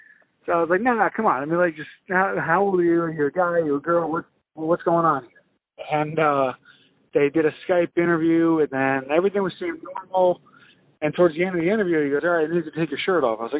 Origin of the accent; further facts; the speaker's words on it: Spring Valley, New York, United States; now in South Carolina, United States; I grew up in Spring Valley